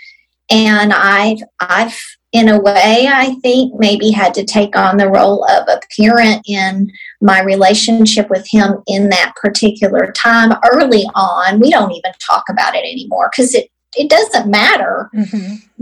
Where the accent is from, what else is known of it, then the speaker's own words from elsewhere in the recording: Texas, United States; I am about to be 54, and I am from Texas.